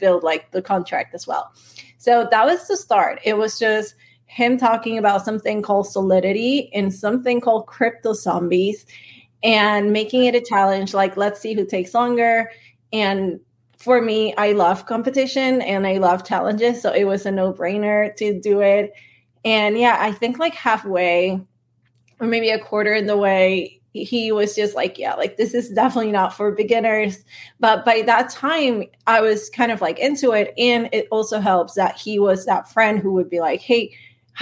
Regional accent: Venezuela; moved away; also born or lived in Silicon Valley; I'm Latina. I'm from Venezuela

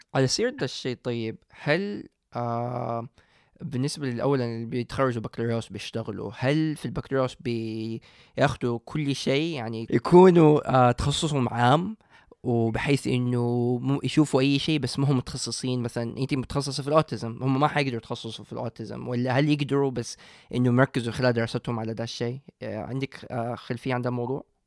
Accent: Saudi Arabia; عندنا في السعوديه

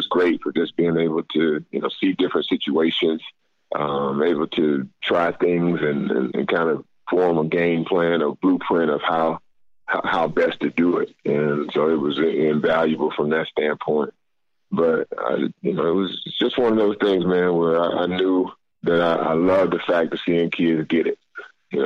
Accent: North Carolina, United States; moved away; go back to my home state, my North Carolina, where I grew up

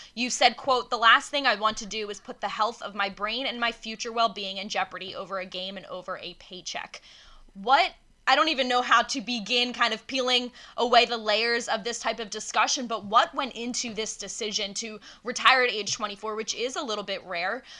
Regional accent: Philadelphia, Pennsylvania, United States; moved away; it feels good to be back in Philadelphia

